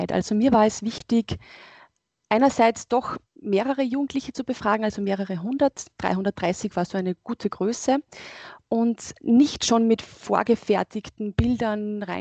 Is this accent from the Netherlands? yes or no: no; Upper Austria, Austria; Also ich bin in Oberösterreich aufgewachsen und von daher ist es, wäre das eigentlich ein Zufall gewesen, jemandem zu begegnen, gerade wenn man am Land aufwächst, der jüdisch ist.